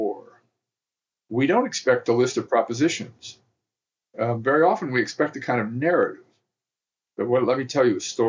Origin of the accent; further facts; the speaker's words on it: the South, United States; I come from the South